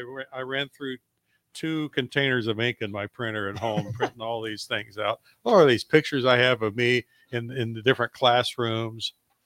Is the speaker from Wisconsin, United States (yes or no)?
no; Indianapolis, Indiana, United States; now in Lincoln, United States; When I first moved here in 1979, I could not believe how people knew each other in Lincoln. I came from Indianapolis, 1.5 million people in Indianapolis.